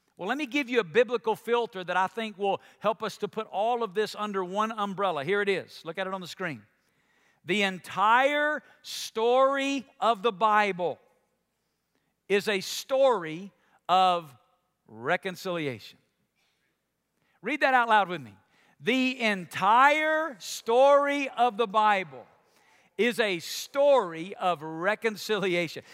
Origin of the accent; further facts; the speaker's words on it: Alabama, United States; my home state of Alabama